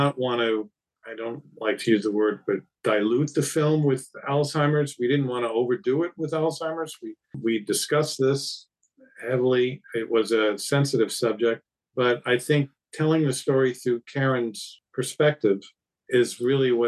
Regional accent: New York, United States; I'm a New Yorker

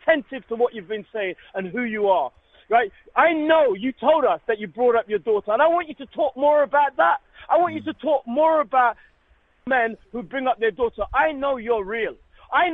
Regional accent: United Kingdom; I live here. I'm born here

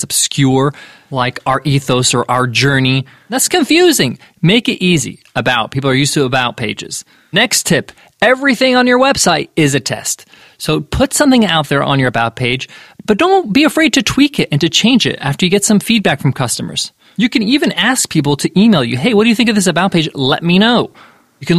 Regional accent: United States; I'm an American with Egyptian parents

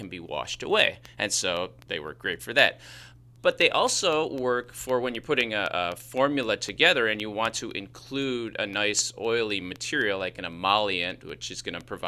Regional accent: Chicago, Illinois, United States; accent: Chicago; that's just my Chicago accent

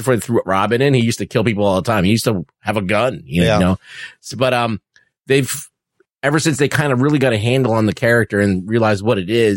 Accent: New York City, New York, United States; growing up in New York City, where I feel like that's my city

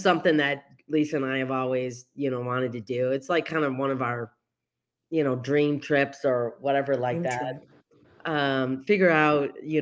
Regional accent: Westland, Michigan, United States; I was born and raised in Westland, Michigan

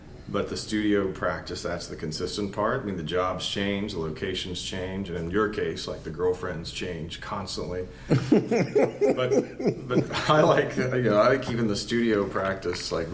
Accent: West Virginia, United States; I grew up in West Virginia, and it was super working class background

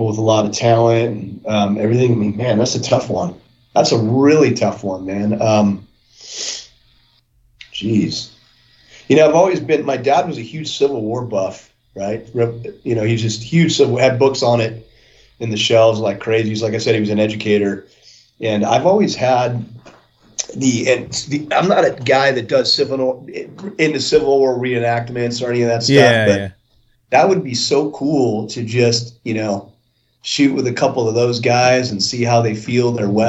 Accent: the North, United States; moved away as an adult; also born or lived in the West; I grew up, in the North

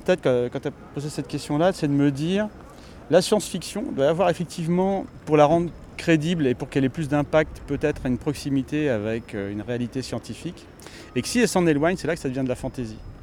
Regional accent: Normandy, France; Moi, je suis normand

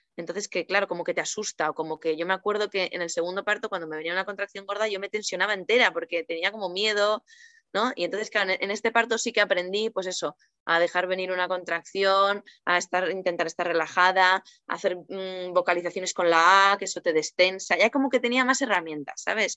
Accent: Bilbao, Basque Country, Spain; now in Cantabria, Spain; yo soy de Bilbao, ahora vivo en Cantabria.

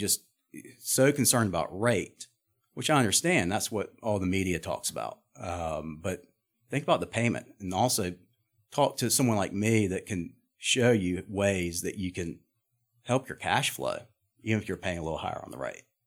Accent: Charlotte, North Carolina, United States; I'm from Charlotte

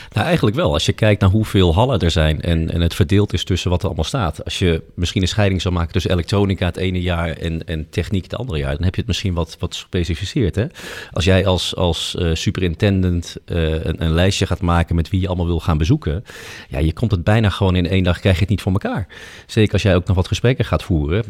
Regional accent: Netherlands; wij als Nederlanders

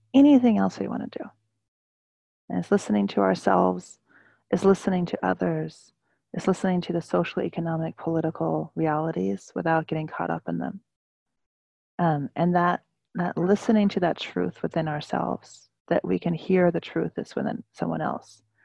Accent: California, United States; now in New York City, United States; I normally live in New York City, um, the traditional land of uh, the Lenape people, and I was born in California

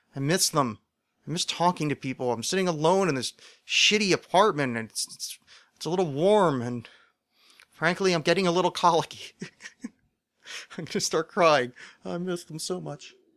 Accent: Philadelphia, Pennsylvania, United States; I'm from Philadelphia.

